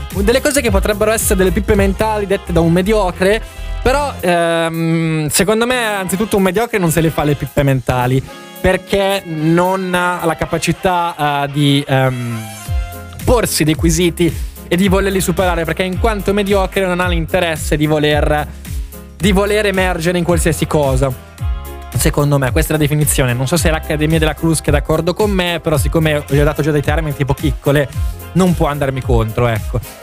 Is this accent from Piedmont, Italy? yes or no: yes; area near Arona, Lake Maggiore, Piedmont, Italy; il liceo mio, Galileo Galilei, e il liceo di Arona, Enrico Fermi